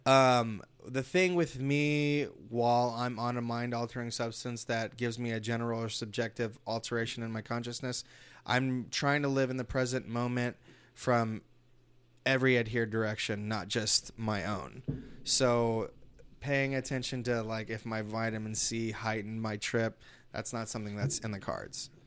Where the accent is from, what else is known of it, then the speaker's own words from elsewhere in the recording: Los Angeles, California, United States; I was born in East L A, too